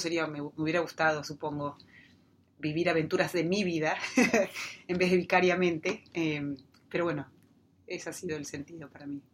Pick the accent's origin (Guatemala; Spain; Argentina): Argentina; Neuquén; cuando yo era chica, eh, creciendo en la Patagonia